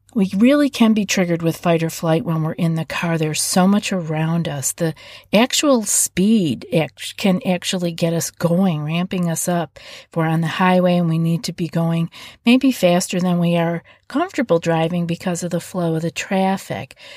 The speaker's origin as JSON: {"language": "English", "region": "East Coast", "country": "United States", "moved": "yes", "said": "I'm from the East Coast"}